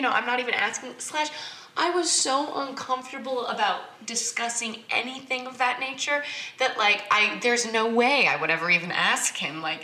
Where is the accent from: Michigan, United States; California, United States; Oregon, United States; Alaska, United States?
California, United States; Newport Beach; I grew up in a strange neighborhood. I grew up in Newport Beach.